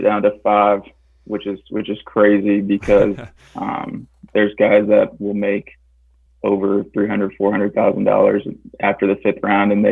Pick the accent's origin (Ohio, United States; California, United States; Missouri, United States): Ohio, United States; I'm from Ohio, but I've been all around the country playing